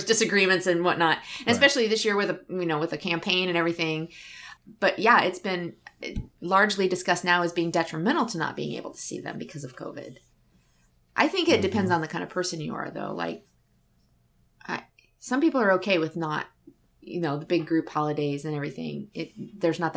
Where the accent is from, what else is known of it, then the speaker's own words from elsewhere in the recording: Tacoma, Washington, United States; moved away; I was born there. I was born in Tacoma.